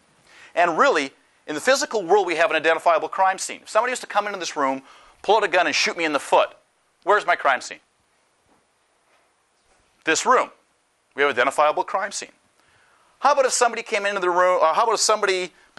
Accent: Canada; moved away; I'm Canadian

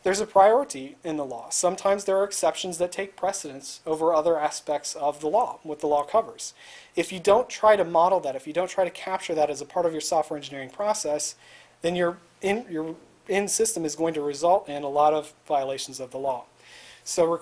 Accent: Indiana, United States; I grew up in Indiana

